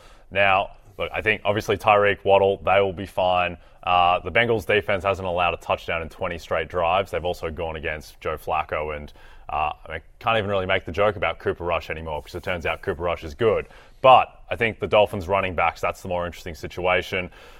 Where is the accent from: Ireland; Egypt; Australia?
Australia; accent: Australian; I'm from Australia